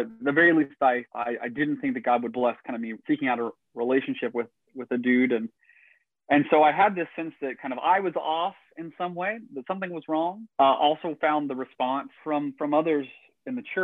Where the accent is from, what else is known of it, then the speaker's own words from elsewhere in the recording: Northeast Tennessee, United States; I grew up in Northeast Tennessee, rural, conservative Christian town and family